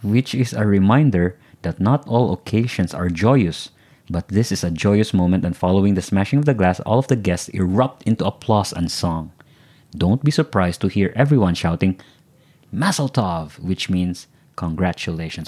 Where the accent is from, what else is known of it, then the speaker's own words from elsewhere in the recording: Philippines; as Filipinos